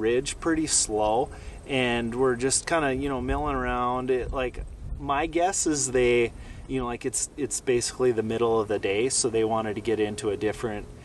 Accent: Minnesota, United States; now in North Dakota, United States; growing up in Minnesota, I spent a bunch of time hunting whitetails. But yeah, now moving to North Dakota

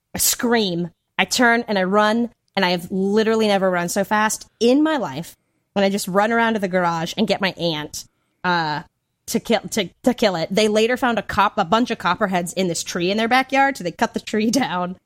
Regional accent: Hickory, North Carolina, United States; accent: Southern; moved away; living in North Carolina, like, in my hometown of Hickory

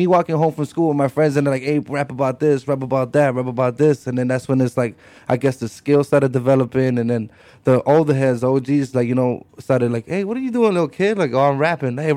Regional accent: Chicago, Illinois, United States; I'm a Mexican hip-hop artist. I come from Little Village, Southside Chicago

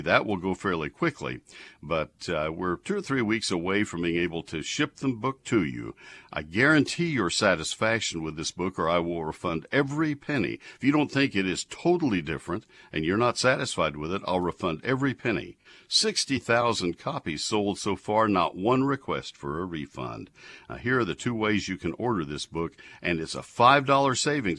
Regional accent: College Station, Texas, United States; moved away; I grew up in College Station.

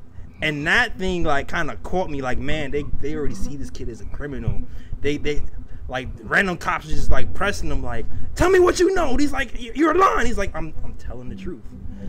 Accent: New York City, New York, United States; I'm from Brooklyn, right? But I'm not a hood dude. Right. I'm a middle class dude.

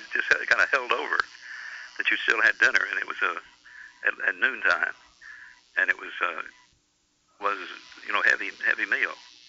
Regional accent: Georgia, United States; And I grew up in Georgia

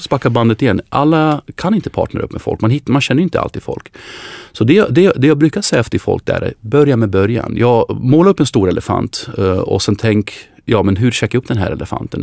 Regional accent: Sweden; oss som svenskar

